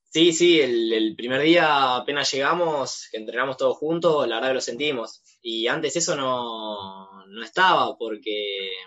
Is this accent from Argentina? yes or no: yes; Buenos Aires, Argentina; también de, los cuatro nuevos, digamos, que vinimos, eh, son todos de Buenos Aires